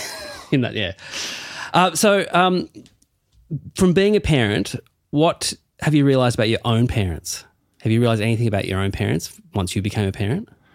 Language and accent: English; Burnie, Tasmania, Australia; I'm from Burnie